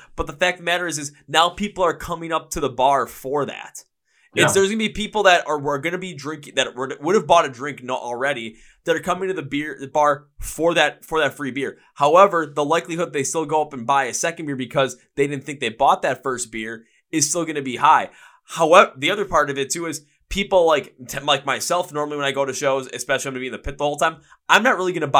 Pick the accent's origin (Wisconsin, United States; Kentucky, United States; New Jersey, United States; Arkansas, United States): Wisconsin, United States; Milwaukee; the fact that I was from Milwaukee. So they just called me ….